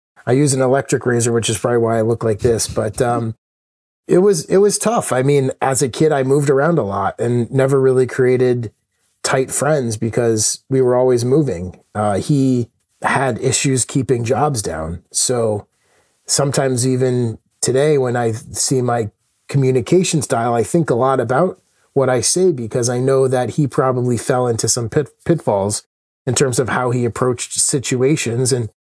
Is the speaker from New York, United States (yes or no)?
no; Connecticut, United States; also born or lived in Minneapolis / Chicago; We moved to Chicago. My brother was born. We then moved around a bunch. You know, my dad had some challenges holding down jobs. So we moved a lot as I was a kid. And then finally ended up in Connecticut, where I grew up for the majority